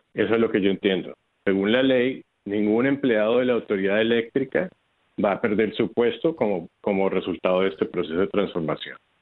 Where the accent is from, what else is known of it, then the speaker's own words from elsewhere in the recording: Bogotá, Colombia; also born or lived in Houston, United States; now in San Juan, Puerto Rico; originalmente soy de Colombia, de Bogotá